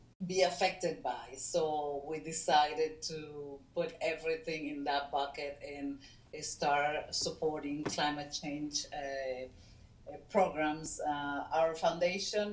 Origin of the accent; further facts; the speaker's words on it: Caracas, Capital District, Venezuela; moved away; I was born in Caracas, Venezuela, in a free country then, and nobody was even thinking about immigrating or leaving the country for good